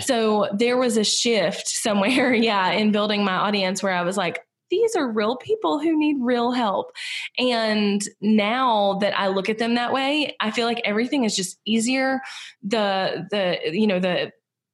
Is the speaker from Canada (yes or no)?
no; Southern United States, United States; accent: Southern; in the US I'm Southern and I have a pretty distinct accent